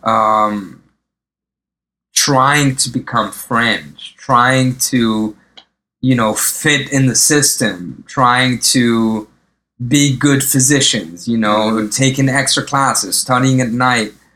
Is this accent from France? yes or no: yes; eastern France, France; moved away as an adult; also born or lived in Lebanon / Paris, France; now in New York, United States; grew up in the uh, in the east of France. Okay. Um, and and and you know we moved a little bit, but uh, mainly in the east of France.